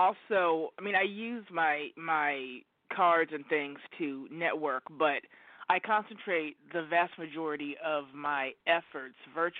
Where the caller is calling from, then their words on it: Oregon, United States; calling from Oregon.